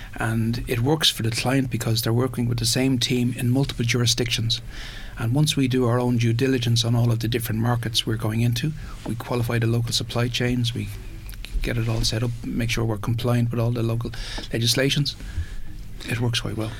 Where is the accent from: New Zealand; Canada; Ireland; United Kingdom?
Ireland; we did what we always do as Irish